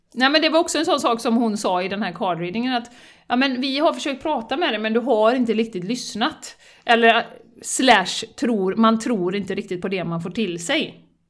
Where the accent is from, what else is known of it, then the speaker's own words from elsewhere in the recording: Sweden; som svensk